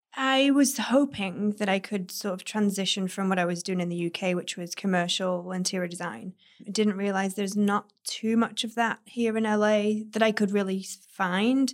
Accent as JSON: {"language": "English", "country": "United Kingdom", "tie": "born or raised there", "also_born_or_lived": "Manchester", "moved": "as an adult", "lives_now": "West Hollywood, United States", "said": "I traveled in between Manchester and my hometown where the architect practice was"}